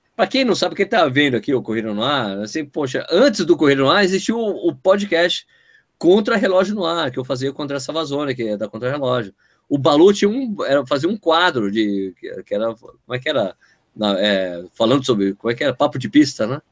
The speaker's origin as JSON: {"language": "Portuguese", "country": "Brazil", "said": "eu sou brasileiro."}